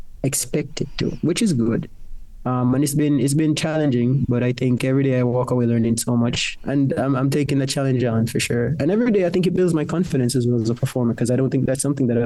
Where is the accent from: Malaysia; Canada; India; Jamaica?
Jamaica; Clarendon; moved away as an adult; now in United Kingdom; I grew up in Jamaica, in Clarendon, in a place where we went 20 minutes to the river to fetch our water